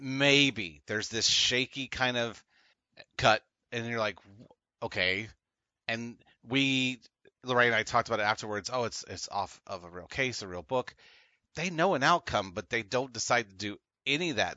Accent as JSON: {"language": "English", "country": "United States", "said": "spoiled by being American"}